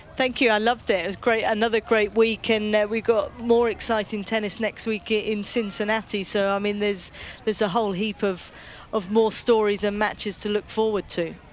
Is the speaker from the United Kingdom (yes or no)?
yes; United Kingdom; being a Brit